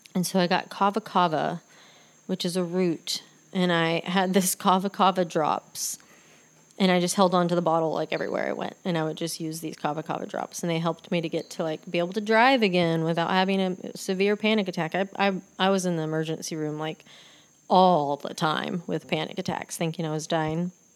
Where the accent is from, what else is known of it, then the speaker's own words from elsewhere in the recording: Texas, United States; I'd go back to Texas and do hair for like a week to make money